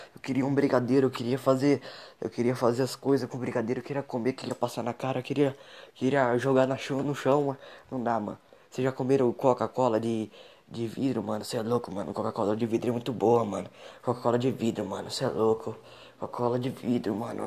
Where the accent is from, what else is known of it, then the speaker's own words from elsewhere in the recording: São Roque, São Paulo, Brazil; Eu sou aqui de São Roque